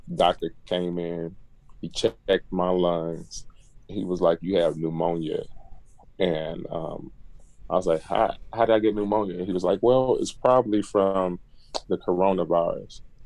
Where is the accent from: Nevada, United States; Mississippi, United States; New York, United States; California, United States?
Mississippi, United States; Jackson; now in College Park, United States; I'm originally from Jackson, Mississippi, and I went to academic and performing art school